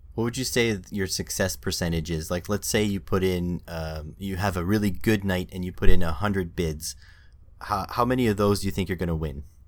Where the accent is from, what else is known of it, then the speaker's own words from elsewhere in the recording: Canada; being Canadian